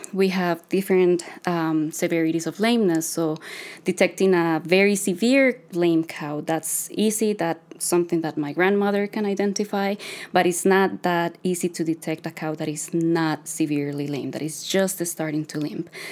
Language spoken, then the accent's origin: English; Costa Rica; moved away as an adult; now in Canada; I'm a veterinarian from Costa Rica. I'm a daughter of a dairy farmer